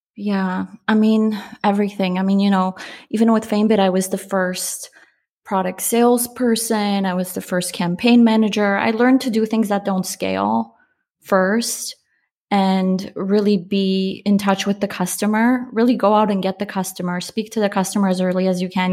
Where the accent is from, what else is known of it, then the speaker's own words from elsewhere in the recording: Poland; I'm Polish. I was born in Poland